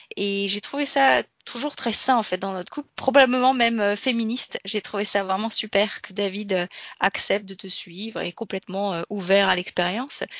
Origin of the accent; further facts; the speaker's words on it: France; j'ai grandi en France